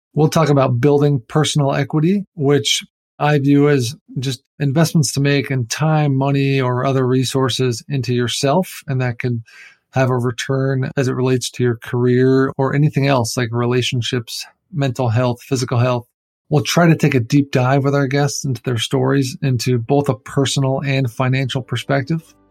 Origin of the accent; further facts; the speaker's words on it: East Coast, United States; moved away as an adult; now in California, United States; I'm from the East Coast originally, but have lived in California for the last decade